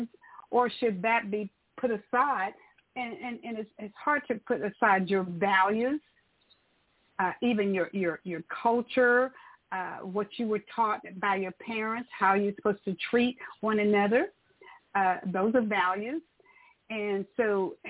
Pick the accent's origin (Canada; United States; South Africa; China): United States; Tyler, Texas; as a young girl growing up in Tyler, Texas